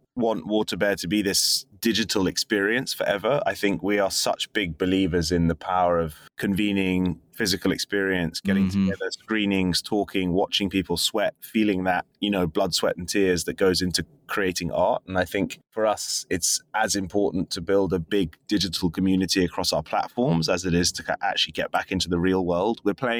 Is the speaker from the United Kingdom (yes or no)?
yes; London, United Kingdom; As a Londoner, was a kind of big moment in just 2 years.